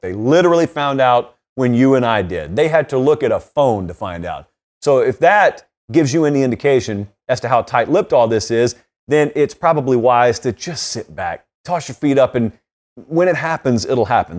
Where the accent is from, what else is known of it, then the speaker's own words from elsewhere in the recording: West Central Georgia, United States; I grew up in West Central Georgia